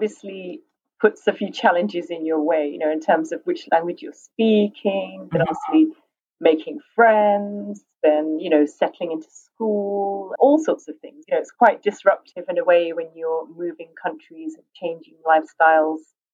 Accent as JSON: {"language": "English", "country": "United Kingdom", "tie": "born or raised there", "also_born_or_lived": "Mexico", "moved": "yes", "said": "British culture, I think, you know, it's my main sort of culture in terms of growing up. I most strongly identify, I think, with being British in that sense"}